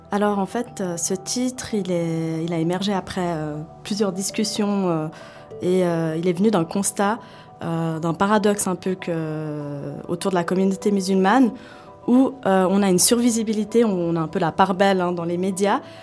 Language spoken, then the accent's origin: French; Switzerland; je suis suisse et de confession musulmane